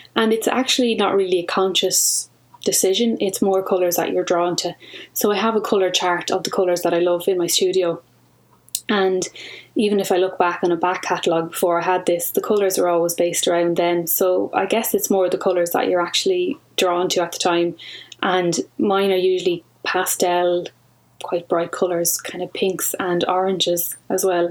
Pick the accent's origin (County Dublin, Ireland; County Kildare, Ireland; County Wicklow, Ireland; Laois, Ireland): County Kildare, Ireland; I'm from Kildare